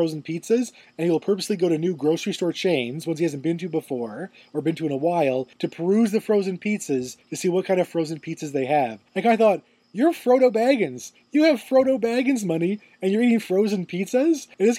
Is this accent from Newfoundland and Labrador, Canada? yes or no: yes; Newfoundland and Labrador, Canada; Also, full of newfies. Yeah. My people go everywhere